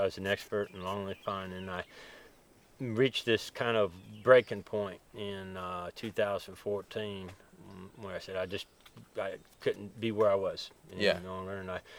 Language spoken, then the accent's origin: English; Marceline, Missouri, United States; moved away as an adult; also born or lived in Alabama; now in Andalusia, United States; I was born there in Marceline, Missouri